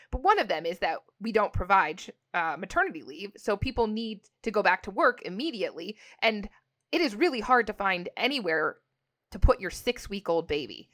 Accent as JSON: {"language": "English", "country": "Canada", "said": "I'm Canadian"}